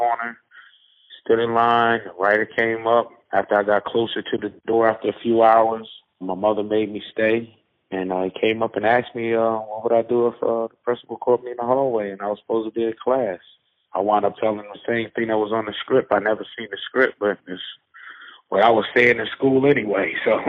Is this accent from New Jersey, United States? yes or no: yes; Newark, New Jersey, United States; I'm from Newark, New Jersey